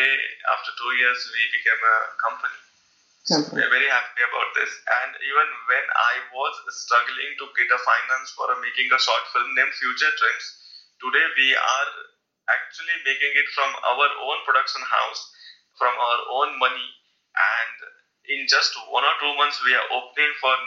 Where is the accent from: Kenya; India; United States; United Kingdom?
India; I'm actually not from Pune. I am from a village which is like 1,000 miles from Pune